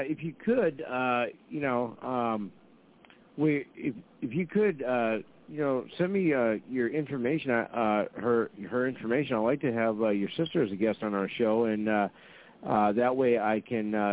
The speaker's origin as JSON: {"language": "English", "town": "Fargo", "region": "North Dakota", "country": "United States", "said": "there's a lot of us in Fargo"}